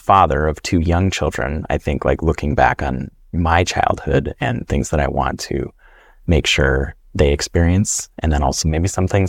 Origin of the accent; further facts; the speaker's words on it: Bemidji, Minnesota, United States; also born or lived in Wisconsin; I'm Ojibwe from Minnesota, and I'm also Scandinavian. I grew up, I like to say that I was raised by a forest and river. I grew up in northern Wisconsin during the school years, and then northern Minnesota around the Bemidji, Minnesota area